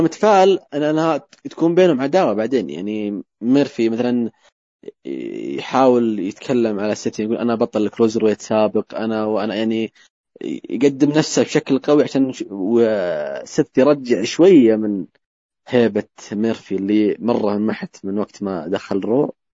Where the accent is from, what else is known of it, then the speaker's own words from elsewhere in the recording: Saudi Arabia; عندنا في السعوديه